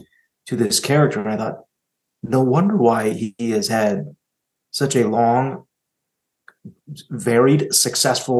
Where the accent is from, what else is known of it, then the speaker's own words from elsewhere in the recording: Park City, Utah, United States; I grew up in Park City